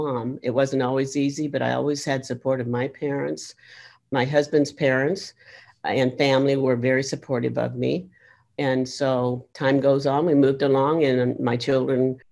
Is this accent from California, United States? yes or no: yes; about 8 miles from Yuba City, California, United States; I was born and raised in about 8 miles from here in a small community. So this is my native state